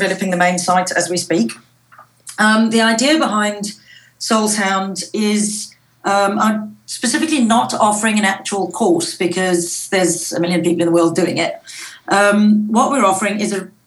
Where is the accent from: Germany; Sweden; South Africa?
South Africa; moved away; I grew up in South Africa where school was very strict.